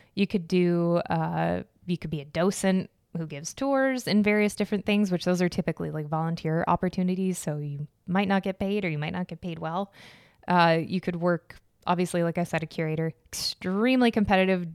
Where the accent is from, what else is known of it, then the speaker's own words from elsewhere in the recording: Arizona, United States; I was born and raised in Arizona, so Spanish was just, like, everywhere.